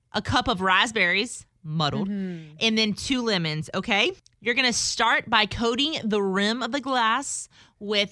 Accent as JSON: {"language": "English", "region": "South Louisiana", "country": "United States", "tie": "born or raised there", "moved": "yes", "lives_now": "Houston, United States", "said": "Growing up in South Louisiana"}